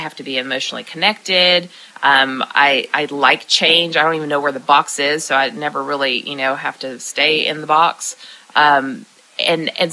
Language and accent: English; Lebanon, Tennessee, United States; right here in my hometown in Lebanon, Tennessee